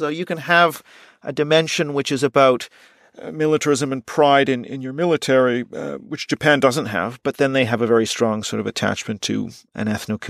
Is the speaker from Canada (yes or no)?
yes; Canada; And I, of course, being Canadian, I think I know Canada fairly well.